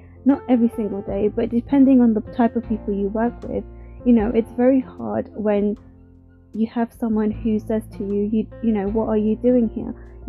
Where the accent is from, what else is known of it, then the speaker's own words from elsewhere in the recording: India; because as a woman, especially being Indian, I would have never thought that I would enjoy actually working in a male-dominated industry.